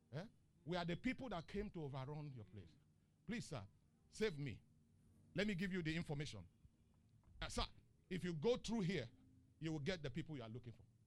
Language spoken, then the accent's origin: English; eastern Nigeria, Nigeria; now in Lagos, Nigeria; I'm from the eastern part.